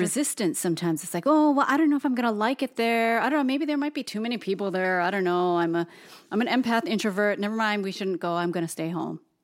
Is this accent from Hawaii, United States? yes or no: yes; Hawaii, United States; both Toast and I being born and raised in Hawaii